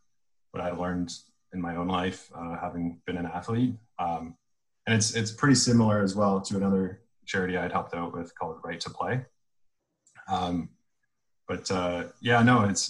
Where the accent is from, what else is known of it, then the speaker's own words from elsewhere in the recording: Toronto, Ontario, Canada; I grew up in Toronto